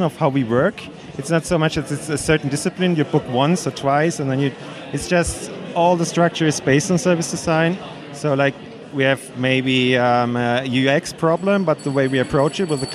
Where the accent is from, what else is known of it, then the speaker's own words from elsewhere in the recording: Nuremberg, Bavaria, Germany; I'm from Nuremberg, Germany.